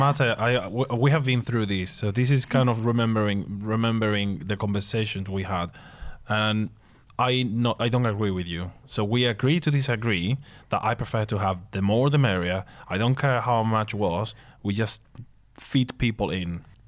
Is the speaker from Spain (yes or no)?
yes; Seville, Andalusia, Spain; moved away as an adult; it was my hometown, so I told you, okay, Seville.